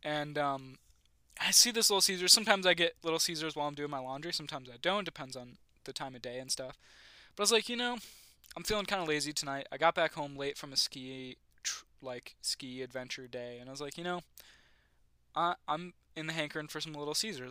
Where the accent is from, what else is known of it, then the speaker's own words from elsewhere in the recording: Western New York, United States; moved away; I'm from Western New York